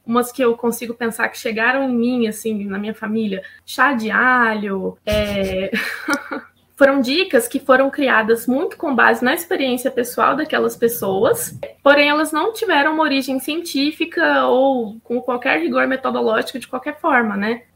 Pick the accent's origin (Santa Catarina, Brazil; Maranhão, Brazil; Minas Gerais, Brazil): Minas Gerais, Brazil; Uberaba; moved away as an adult; also born or lived in Belo Horizonte; Eu sou de Uberaba mesmo